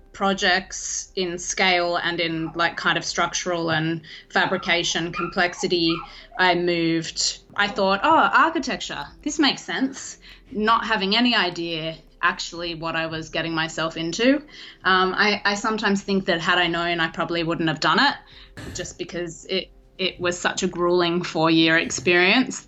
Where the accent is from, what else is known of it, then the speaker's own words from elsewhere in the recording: Australia; moved away as an adult; now in Los Angeles, United States; I'm actually Australian by birth, in case you couldn't tell from the accent.